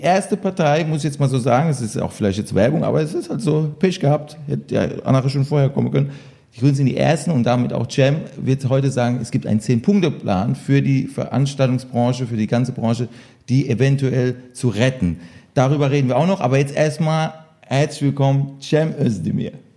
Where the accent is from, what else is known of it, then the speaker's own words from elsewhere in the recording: Electoral Palatinate, Kurpfalz, Germany; ich bin Kurpfälzer